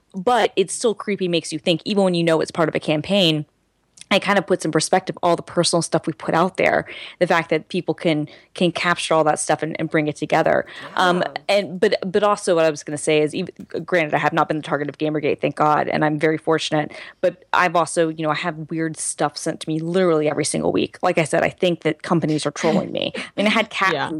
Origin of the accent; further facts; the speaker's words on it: Lawrenceville, United States; I'm from Lawrenceville